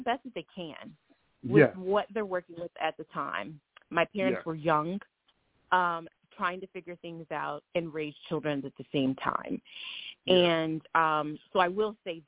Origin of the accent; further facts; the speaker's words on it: Springfield, Ohio, United States; I grew up in Springfield, Ohio